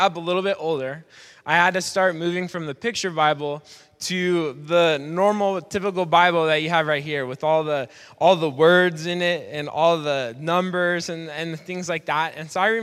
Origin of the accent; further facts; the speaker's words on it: Portland, United States; Growing up in Portland, I went to a church called Portland Christian Center